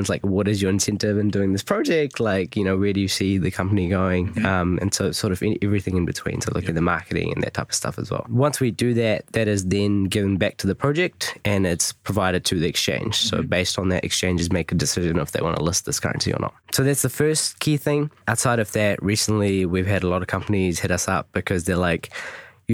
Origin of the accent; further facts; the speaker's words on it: New Zealand; I'm from New Zealand